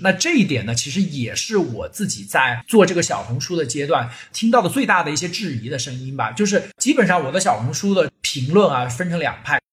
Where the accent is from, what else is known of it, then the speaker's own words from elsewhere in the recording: China; 夏天的时候，我们中国人都会有清热啊、解暑啊、解毒啊这样一个概念